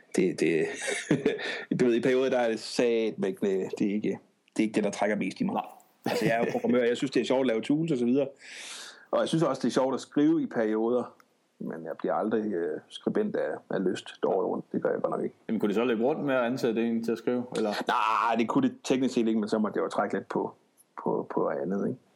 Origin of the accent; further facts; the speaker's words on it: Odense, Southern Denmark, Denmark; bor og opholder og arbejder, og hvad jeg nu ellers kan finde på i Odense. Øh, født og opvokset